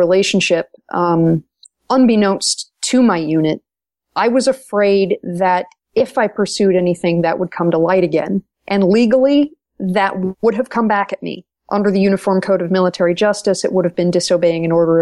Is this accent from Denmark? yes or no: no; Maine, United States; a fellow native New Englander